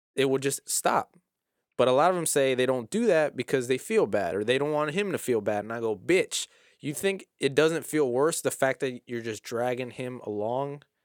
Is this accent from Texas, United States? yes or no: yes; South Houston, Texas, United States; I'm actually from South Houston.